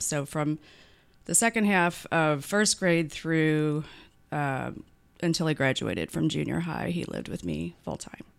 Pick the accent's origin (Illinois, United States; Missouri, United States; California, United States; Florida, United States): Missouri, United States; St. Louis; also born or lived in Saint Charles; I'm from Saint Louis, so I ended up moving back to Saint Louis